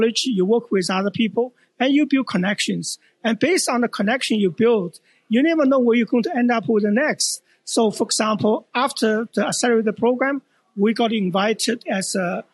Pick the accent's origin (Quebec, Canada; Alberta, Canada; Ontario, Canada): Alberta, Canada; Edmonton; I'm actually from Edmonton